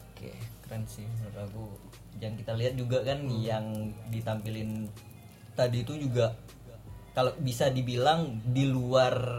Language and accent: Indonesian; Tanjung Pinang, Riau Islands, Indonesia; aku sebagai orang Tanjung Minang